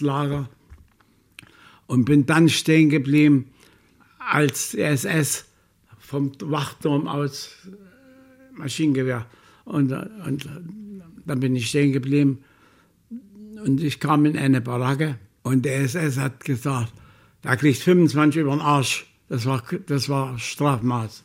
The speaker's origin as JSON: {"language": "German", "town": "Chemnitz", "region": "Saxony", "country": "Germany", "tie": "born or raised there", "said": "ich will zurück in meine Heimatstadt"}